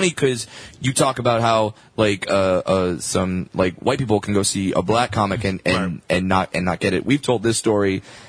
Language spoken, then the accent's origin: English; Orange County, California, United States; I'm white boy from Orange County.